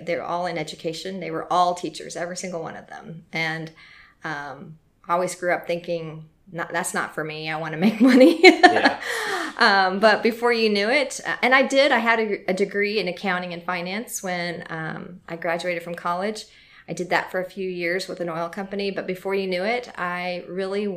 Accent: Corpus Christi, Texas, United States; now in Louisville, United States; I am from Corpus Christi, Texas. Mm-hmm. I grew up there

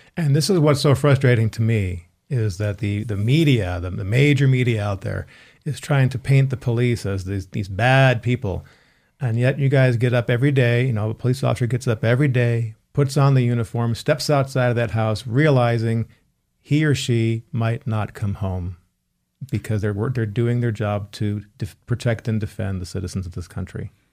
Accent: Chicago, Illinois, United States; we grew up in the Chicago area

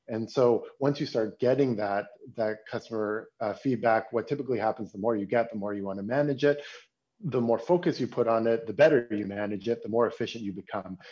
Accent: Toronto, Ontario, Canada; now in Berlin, Germany; I'm a, I'm a Canadian. I'm from Toronto, but I live in Berlin

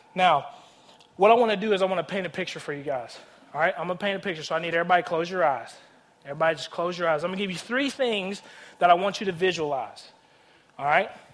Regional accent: Nashville, Tennessee, United States; I grew up in Nashville, Tennessee, born and raised

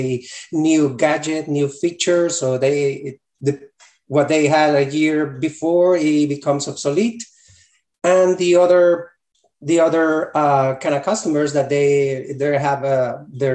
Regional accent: Colombia; moved away as an adult; Originally, I'm from Colombia, South America

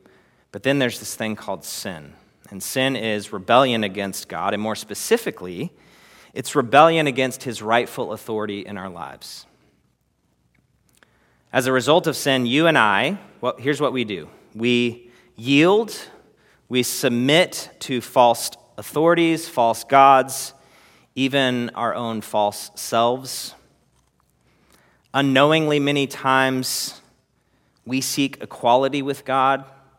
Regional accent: Texas, United States; And I'm a Texan and I have what it takes.

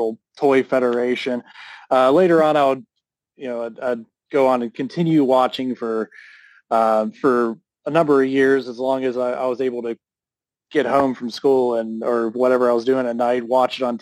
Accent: Pittsburgh, Pennsylvania, United States; I grew up in Pittsburgh, so Pittsburgh's a big wrestling city

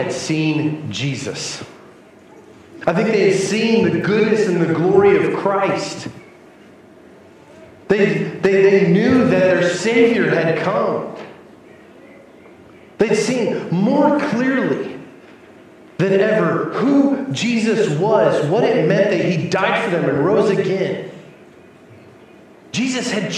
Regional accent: New Mexico, United States; my hometown in New Mexico

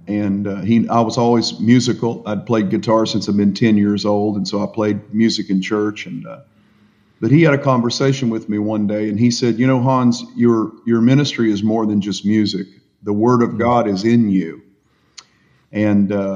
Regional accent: Appalachian Mountains of Virginia, United States; as my accent gives me away, I was born and raised in the Appalachian Mountains of Virginia

